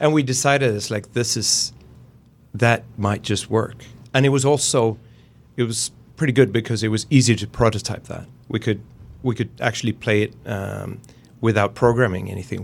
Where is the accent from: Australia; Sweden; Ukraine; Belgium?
Sweden; Gothenburg, Västra Götaland